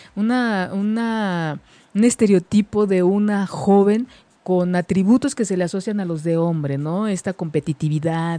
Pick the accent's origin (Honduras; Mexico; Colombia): Mexico; nuestra cultura como, mexicanos